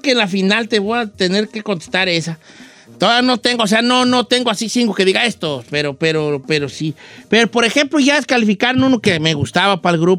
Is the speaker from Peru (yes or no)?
no; Guadalajara, Jalisco, Mexico; No, es que yo soy de Guadalajara, decimos concepto.